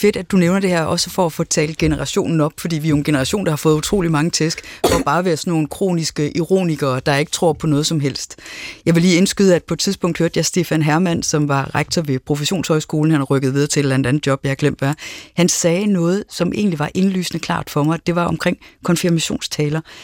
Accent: Aarhus, Central Denmark Region, Denmark; jeg er vokset op i Aarhus

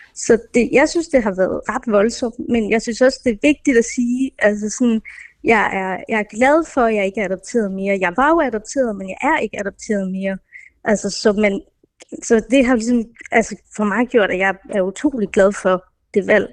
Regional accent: Denmark; born or raised there; also born or lived in India

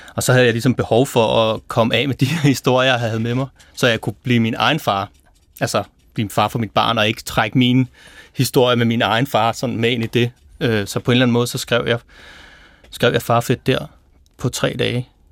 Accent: Præstø, Zealand, Denmark; accent: South Zealand; i Præstø, hvor jeg kommer fra

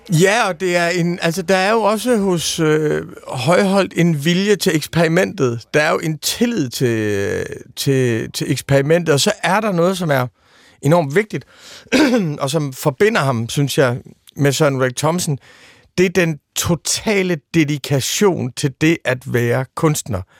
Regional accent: East Jutland, Central Denmark Region, Denmark; jeg er født i Østjylland i 1974

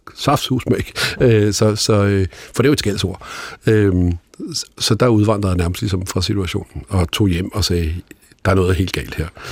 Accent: Holbæk, Zealand, Denmark; der, hvor jeg voksede op i Holbæk

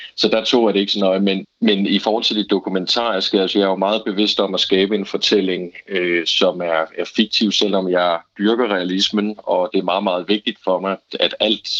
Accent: Bro, Southern Jutland, Southern Denmark, Denmark; accent: Southern Jutlandic; moved away as an adult; now in Copenhagen, Denmark; jeg er selv fra Bro, og den form for sønderjysk

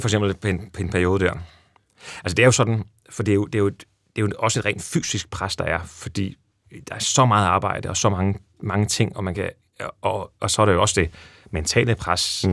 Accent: Næstved, Zealand, Denmark; der hvor jeg voksede op i Næstved

